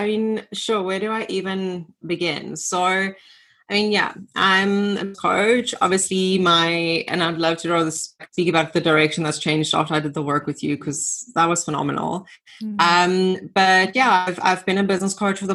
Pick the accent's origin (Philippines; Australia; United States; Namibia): Namibia; moved away as an adult; now in South Africa; I grew up in Namibia, so left Namibia, came to South Africa